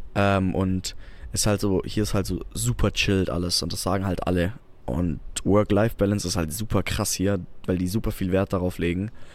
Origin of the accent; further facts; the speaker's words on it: Albstadt, Baden-Württemberg, Germany; bei uns in Albstadt